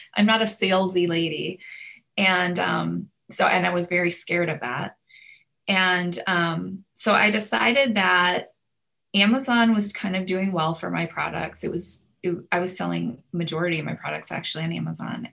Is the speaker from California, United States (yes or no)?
no; Minnesota, United States; now in Houston, United States; I'm from Minnesota